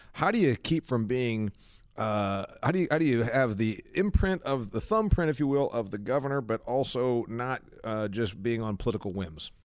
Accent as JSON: {"language": "English", "region": "Indiana", "country": "United States", "tie": "born or raised there", "said": "Indiana, my home state"}